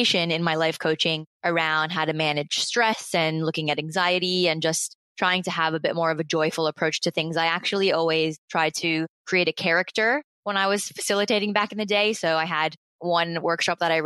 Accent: United States; moved away as an adult; now in Australia; I am originally from the United States

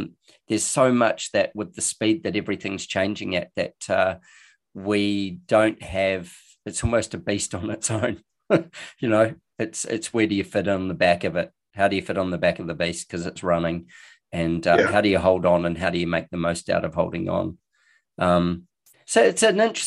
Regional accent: New Zealand; I'm a Kiwi

